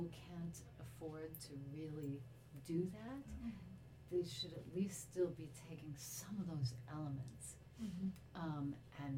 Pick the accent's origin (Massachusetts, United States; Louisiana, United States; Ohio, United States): Ohio, United States; Cleveland; I grew up in Cleveland